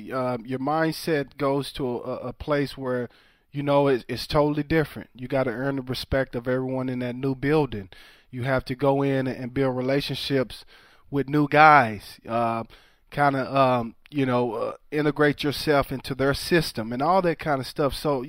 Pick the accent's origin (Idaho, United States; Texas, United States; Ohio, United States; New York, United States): Texas, United States; I grew up in Texas. I was a huge Cowboy fan, you know.